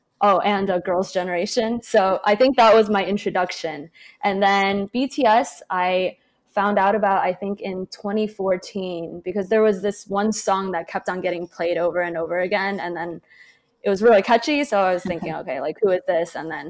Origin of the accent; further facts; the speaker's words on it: Ohio, United States; moved away as an adult; also born or lived in Xinjiang, China; now in New York, United States; And I moved to the United States when I was 6 and a half to Ohio. So that's where I grew up. And I went to New York for school, and I've been in the region ever since.